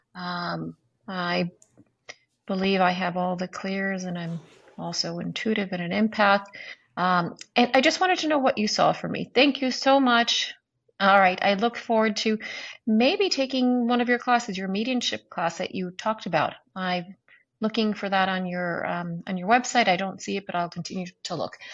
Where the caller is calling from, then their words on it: North Carolina, United States; I'm calling from North Carolina